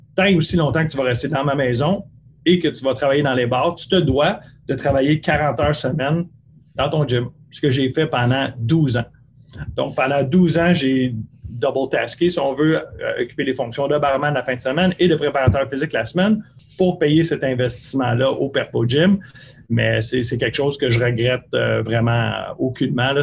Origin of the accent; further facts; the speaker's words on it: Bourassa, Quebec, Canada; où j'ai grandi à Bourassa